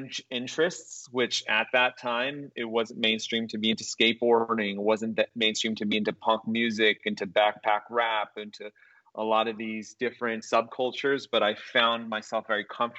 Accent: Riverside, California, United States; I grew up in Riverside, California, which is an hour east

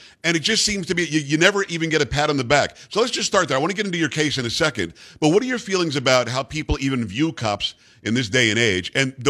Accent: Long Island, New York, United States; moved away; I'm from New York originally, from Metro New York, although I'm from Long Island. So I'm not from one of the boroughs.

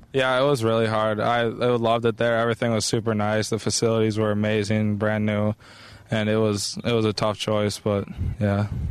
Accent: Minnesota, United States; I was born in Minnesota

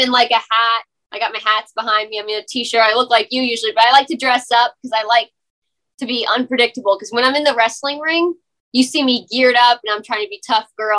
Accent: Beaufort, South Carolina, United States; I'm from Beaufort, Hilton Head Island area, South Carolina.

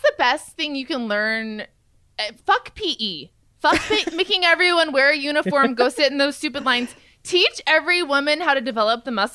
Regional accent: Thousand Oaks, California, United States

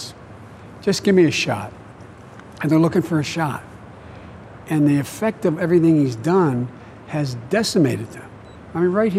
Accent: Claymont, Delaware, United States; I come from Claymont

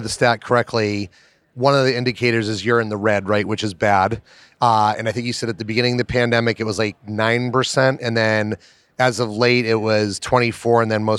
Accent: Melrose, Massachusetts, United States; I grew up in Melrose, so I know where North Reading is

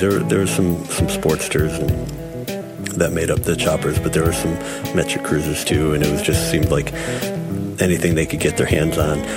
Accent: Springfield, United States; I was born in Springfield.

